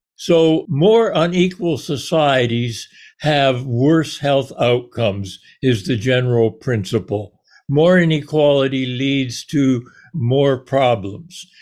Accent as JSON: {"language": "English", "country": "Canada", "tie": "born or raised there", "moved": "yes", "lives_now": "United States", "said": "I was born in Canada. I chose to ca-, to come down here"}